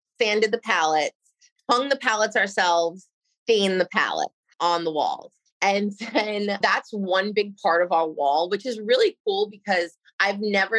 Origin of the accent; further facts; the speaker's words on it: Nassau County, Long Island, New York, United States; moved away as an adult; now in Port St. Lucie, United States; I grew up in Nassau County in Long Island